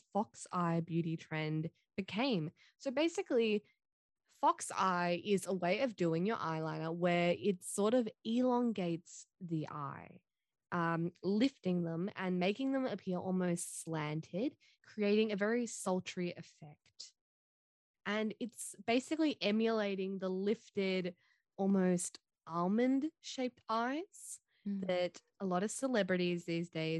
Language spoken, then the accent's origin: English; Australia; I'm Australian Chinese